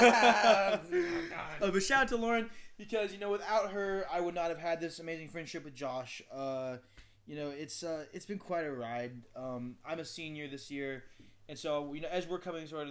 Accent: Asheville, North Carolina, United States; also born or lived in China; I live here in Asheville, North Carolina.

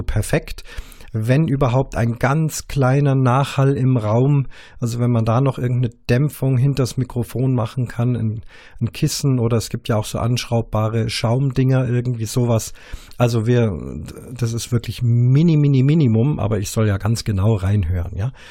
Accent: Munich, Bavaria, Germany; mir als als Bayer, als Münchner

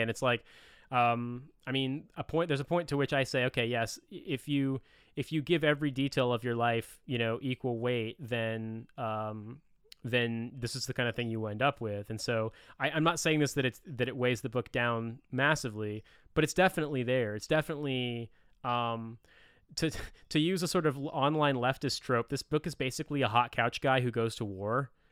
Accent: Indiana, United States; I'm from the Midwest. I'm from Indiana.

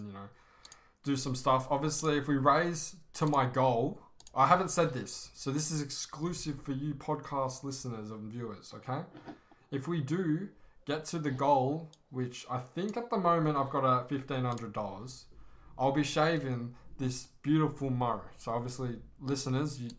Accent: Australia; I'm from Australia

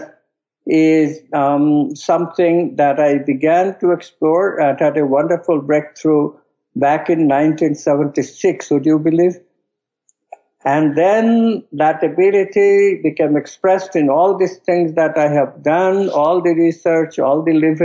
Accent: West Bengal, India; the state that I was born in India, called Bengal

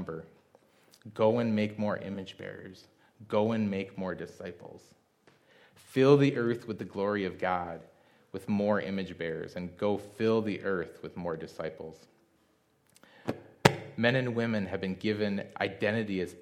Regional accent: Midwest, United States; I'm a guy from the Midwest

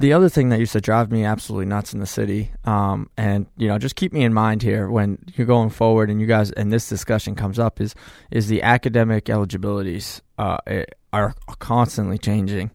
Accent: Manchester, New Hampshire, United States; people know I'm from Manchester. I still, you know, live in Manchester

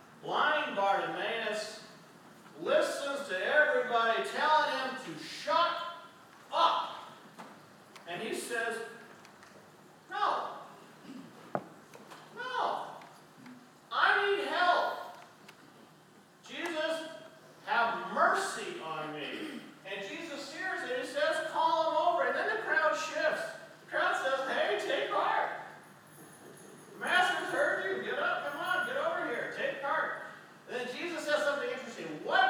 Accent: Canada; And I was like, "I'm Canadian."

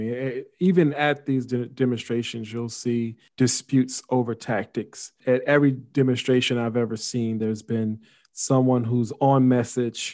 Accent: United States

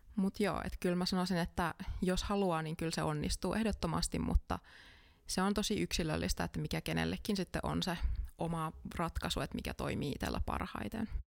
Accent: Kajaani, Kainuu, Finland; now in Jyväskylä, Finland; mä oon itse alun perin Kajaanista.

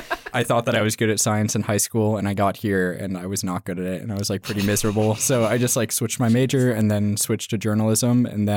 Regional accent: Clackamas, Oregon, United States; I'm from just outside Portland, Oregon. I grew up in Clackamas

